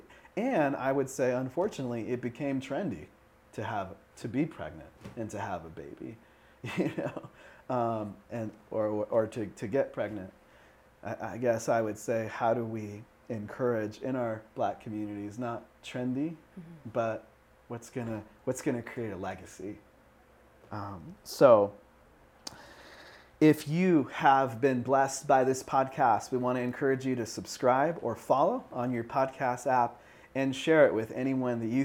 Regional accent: Seattle, Washington, United States; I grew up in Lake City, Seattle

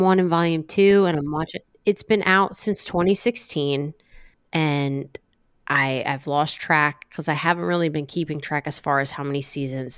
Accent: Ocean City, New Jersey, United States; moved away; I grew up in Ocean City, and, you know, I'm, I have deep ties there

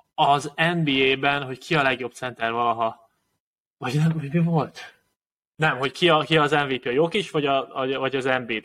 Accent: Hungary; magyarok vagyunk mindannyian

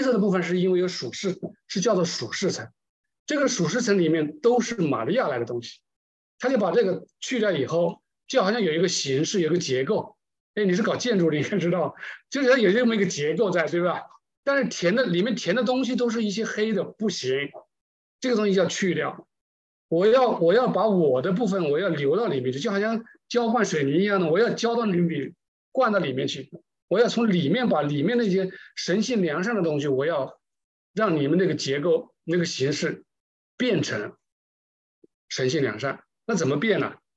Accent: China; 我们中国人对这个气这个有，有一点感情吧

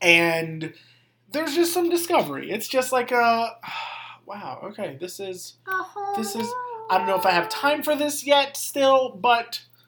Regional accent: the South, United States; I'm from the South.

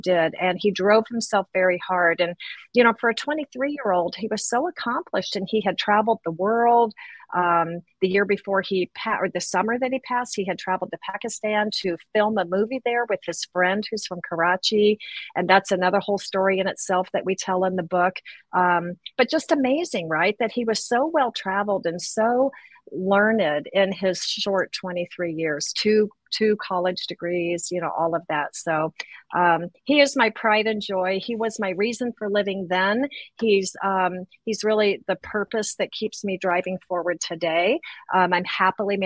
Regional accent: Boise, Idaho, United States; we're from Idaho, Boise at the time, you know, very small town

